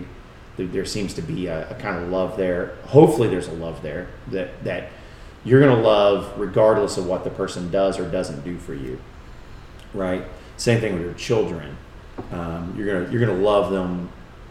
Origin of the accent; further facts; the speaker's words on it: United States; we as English-speaking Americans